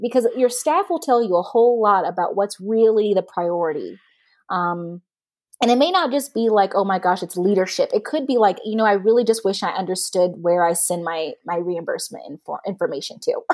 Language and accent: English; the South, United States; I'm also a Southerner